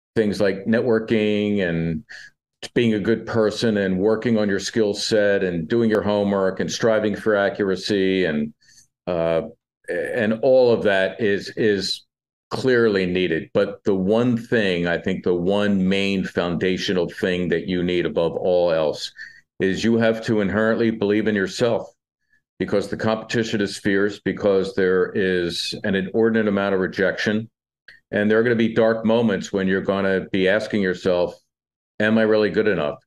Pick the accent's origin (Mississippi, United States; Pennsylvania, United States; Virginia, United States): Pennsylvania, United States; Philadelphia; growing up in Northeast Philly